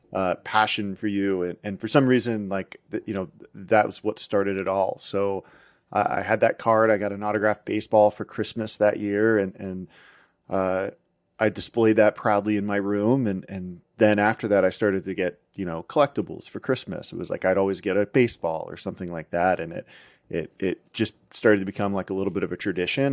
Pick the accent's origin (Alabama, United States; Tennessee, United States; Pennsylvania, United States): Pennsylvania, United States; outside Pittsburgh; I grew up outside Pittsburgh